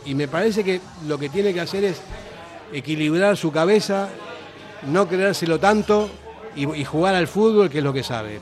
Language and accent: Spanish; Argentina; now in Basque Country, Spain; Yo siendo argentino, vine aquí